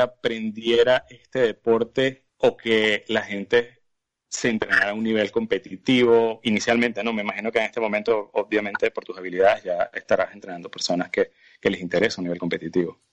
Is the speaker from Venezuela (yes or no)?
yes; Venezuela; uno como venezolano